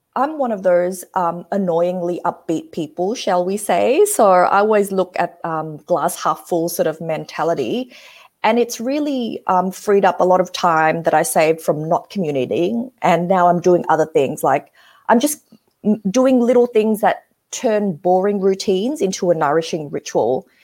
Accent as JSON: {"language": "English", "country": "Australia", "tie": "born or raised there", "said": "I grew up in Australia, so I'm, I'm quite westernized"}